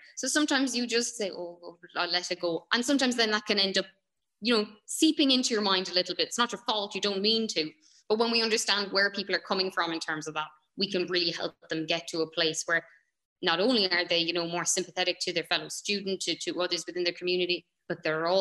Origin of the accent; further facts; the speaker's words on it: Ireland; we're Irish, we're Western.